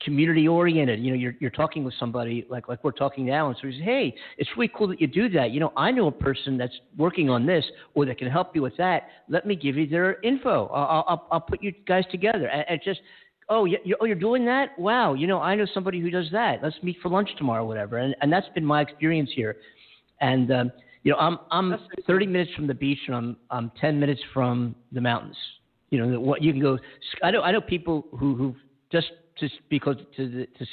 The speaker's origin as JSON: {"language": "English", "town": "Philadelphia", "region": "Pennsylvania", "country": "United States", "tie": "born or raised there", "also_born_or_lived": "New York", "moved": "as an adult", "lives_now": "Los Angeles, United States", "said": "growing up in Philadelphia"}